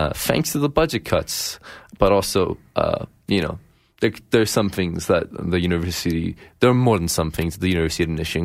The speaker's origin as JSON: {"language": "English", "country": "Ethiopia", "said": "Referring to the fact that we're all from Ethiopia."}